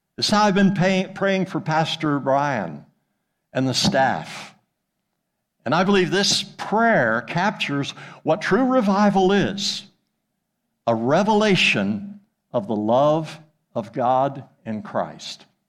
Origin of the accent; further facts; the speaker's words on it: Jonesboro, Arkansas, United States; moved away as an adult; also born or lived in Thousand Oaks, California / West Africa; now in Weatherford, United States; I'm from Jonesboro, Arkansas